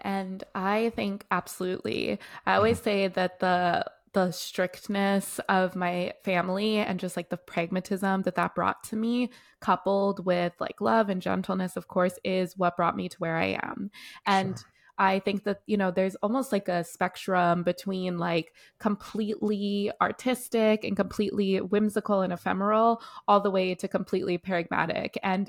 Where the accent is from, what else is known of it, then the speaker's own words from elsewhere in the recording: Canada; also born or lived in South Africa; But I was born myself in South Africa. And at like about the age of one, I was plucked out of South Africa and brought all the way to Canada. And that's where most of my childhood was.